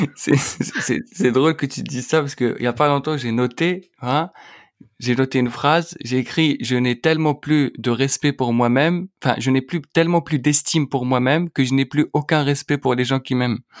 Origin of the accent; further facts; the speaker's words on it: Algeria; moved away as an adult; now in Paris, France; j'ai grandi en Algérie, tu vois, j'ai passé toute ma vie là-bas